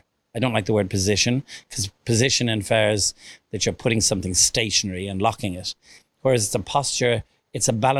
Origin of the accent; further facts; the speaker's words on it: Ireland; now in United States; being Irish